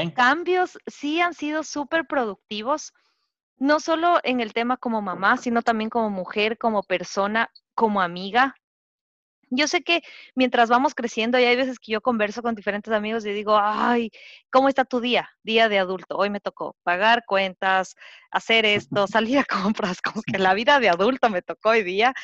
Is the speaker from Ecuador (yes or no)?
yes; Quito, Pichincha, Ecuador; moved away as an adult; also born or lived in Florida; now in Pennsylvania, United States; hace unos dos años vine a vivir a Estados Unidos, soy quiteña